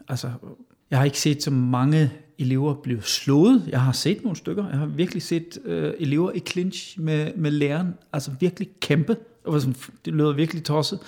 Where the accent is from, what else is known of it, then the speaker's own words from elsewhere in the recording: Westerwald, Rhineland-Palatinate, Germany; Danish is a second language; moved away as an adult; also born or lived in Hesse / Essen / England; now in Denmark; Jeg blev født i Hassen, men opvokset i Vestervald.